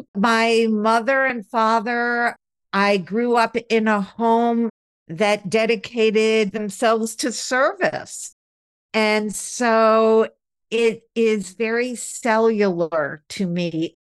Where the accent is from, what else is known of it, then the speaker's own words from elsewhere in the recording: outside of Albany, upstate New York, United States; I grew up in upstate New York. A lot of times when you say New York, people think of New York City, but I grew up outside of Albany, the capital of New York, and so it was very suburban